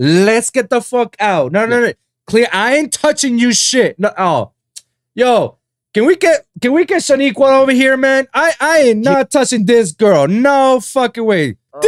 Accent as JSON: {"language": "English", "town": "Miami", "region": "Florida", "country": "United States", "said": "Anybody ask you, where are you from? Oh, Miami. Oh, you're from Florida. No, I say"}